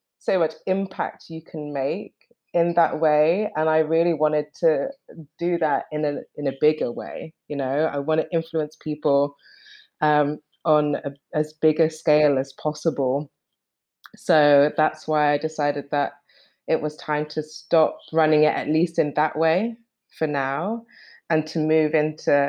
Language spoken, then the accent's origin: English; London, United Kingdom; moved away as an adult; So before, we were in London and I was born in London. I've been in London for a long time